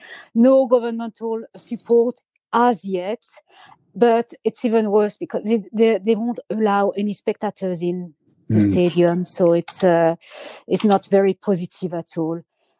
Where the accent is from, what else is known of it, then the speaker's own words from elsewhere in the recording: Landerneau, Brittany, France; moved away; my hometown, I live in Finisterre, in Landerneau